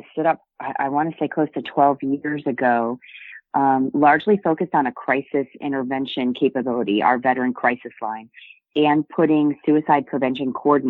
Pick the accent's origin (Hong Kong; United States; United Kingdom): United States; New England; I grew up on Navy bases around the world and largely in New England and towards his latter years.